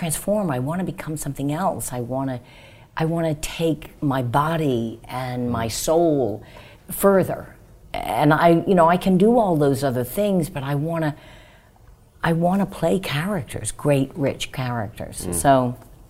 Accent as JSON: {"language": "English", "town": "New Orleans", "region": "Louisiana", "country": "United States", "tie": "born or raised there", "moved": "yes", "said": "We grew up in New Orleans. I went to public schools"}